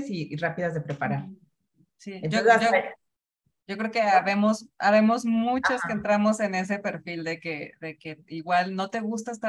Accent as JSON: {"language": "Spanish", "country": "Mexico", "said": "la gastronomía es parte de nuestra cultura, o sea, como familias mexicanas o familias latinas y además en un país tan vasto en gastronomía"}